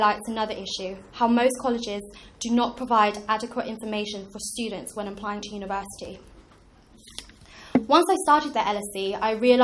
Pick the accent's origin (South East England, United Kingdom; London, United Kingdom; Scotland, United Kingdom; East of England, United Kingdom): London, United Kingdom; Growing up in Tower Hamlets, which is classed as one of the most deprived boroughs in London